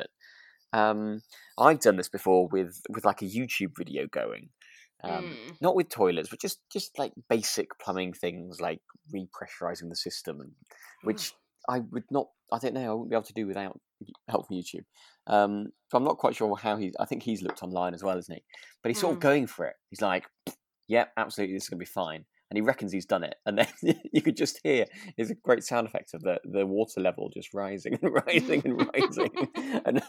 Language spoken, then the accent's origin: English; Harrogate, Yorkshire and the Humber, United Kingdom; I was born in Harrogate, so I was born very near, with a Betty's on the horizon.